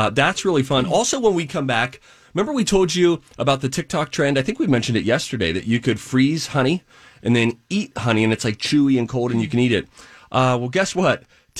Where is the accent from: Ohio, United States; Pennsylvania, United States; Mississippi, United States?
Pennsylvania, United States; Pittsburgh; I grew up in Pittsburgh as a Pittsburgh Steeler fan.